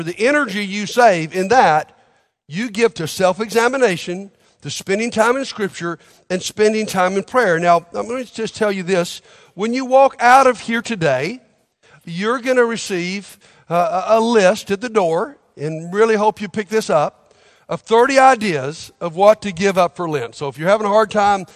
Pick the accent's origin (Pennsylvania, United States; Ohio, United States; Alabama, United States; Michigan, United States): Alabama, United States; Montgomery; I grew up in Montgomery, Alabama